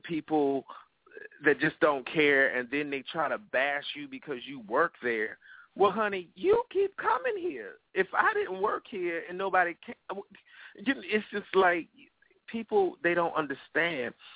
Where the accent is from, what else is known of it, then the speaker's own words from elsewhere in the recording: Virginia, United States; I'm from Virginia, born and bred